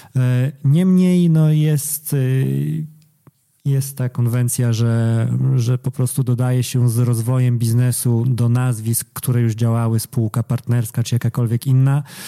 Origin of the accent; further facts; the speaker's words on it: eastern Poland, Poland; jesteśmy ze wschodu